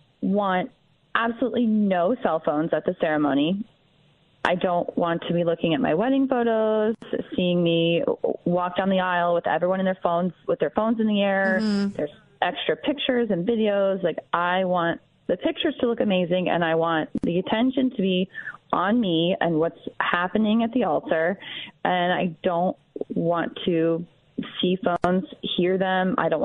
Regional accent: Florida, United States; now in Shaker Heights, United States; I'm from Florida. My parents are there

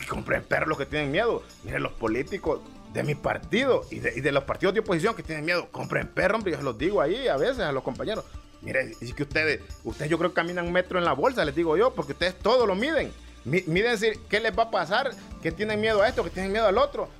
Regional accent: Honduras; nosotros eh, los hondureños

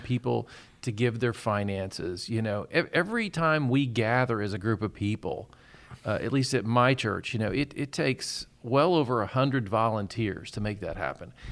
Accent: Murfreesboro, Tennessee, United States; I grew up in Murfreesboro, Tennessee

